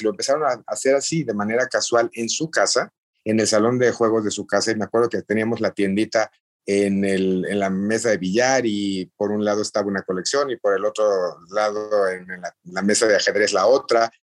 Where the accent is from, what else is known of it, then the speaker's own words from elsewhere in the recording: Mexico; como mexicanos